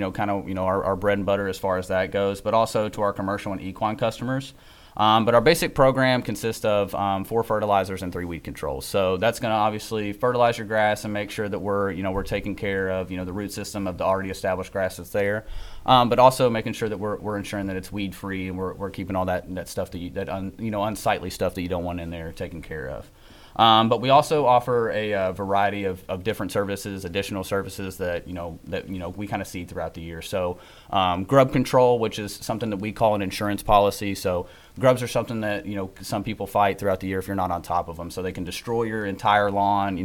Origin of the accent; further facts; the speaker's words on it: Nicholasville, Kentucky, United States; I'm from Nicholasville, Kentucky.